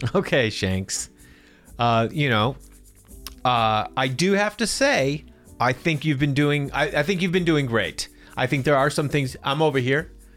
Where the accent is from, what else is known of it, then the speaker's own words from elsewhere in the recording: Boston, Massachusetts, United States; I'm from Boston.